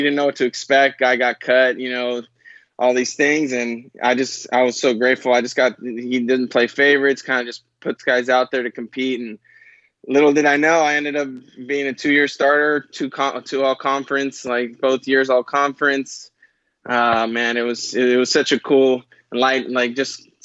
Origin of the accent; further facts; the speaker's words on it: Burbank, California, United States; I'm originally from Burbank, California. I went to a high school called John Burroughs High School.